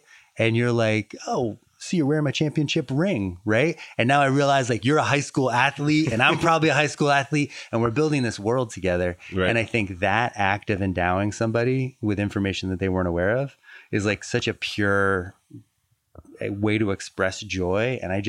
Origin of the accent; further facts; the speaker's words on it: Fall River, Massachusetts, United States; Fall River, Massachusetts.